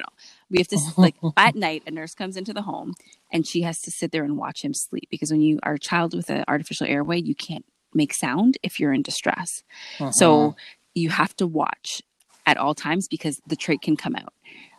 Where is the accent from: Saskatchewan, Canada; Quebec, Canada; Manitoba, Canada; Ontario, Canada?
Ontario, Canada; Ajax; I am a Canadian musician, composer, academic, and arts educator. I am born in Canada, but my parents are both from Antigua and Barbuda, and I identify as a Black woman, an Afro-Caribbean Canadian woman.